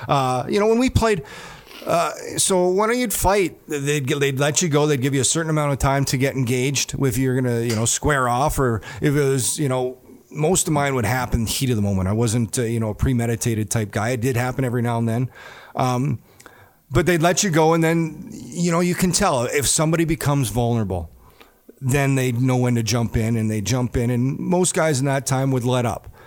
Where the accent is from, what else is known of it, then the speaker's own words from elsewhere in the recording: Neepawa, Manitoba, Canada; moved away; me growing up in Nipua, Manitoba